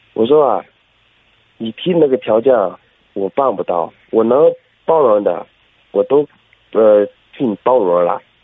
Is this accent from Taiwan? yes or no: no; Shanxi, China; 我是山西的